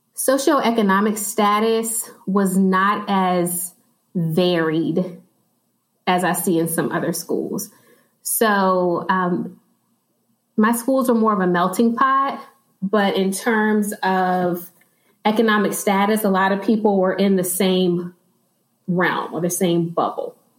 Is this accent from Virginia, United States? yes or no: yes; Chesterfield, Virginia, United States; I've actually been in Chesterfield all of my life